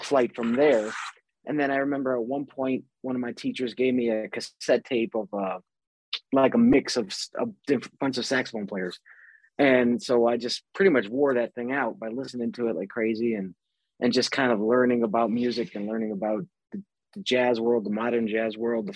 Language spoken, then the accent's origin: English; Chicago, Illinois, United States; moved away as an adult; now in California, United States; I grew up in Chicago, born and raised out there in 78